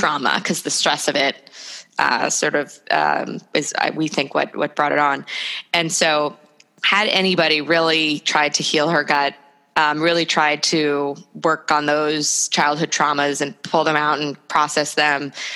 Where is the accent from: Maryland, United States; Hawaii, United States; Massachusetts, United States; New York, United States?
New York, United States; moved away as an adult; also born or lived in Chicago; I'm from New York, so I thought New York was the greatest city in the world